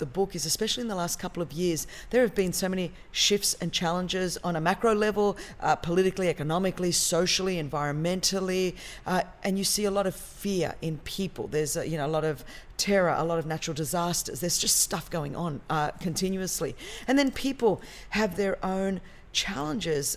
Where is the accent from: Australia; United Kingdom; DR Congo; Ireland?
Australia; Sydney, New South Wales; moved away as an adult; now in Southern California, United States; And so I'm from Australia, Sydney, Australia, born and bred.